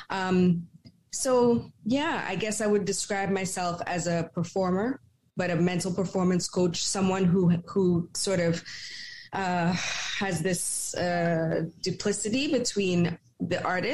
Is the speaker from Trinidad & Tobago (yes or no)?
yes; Trinidad & Tobago; I grew up in Trinidad and Tobago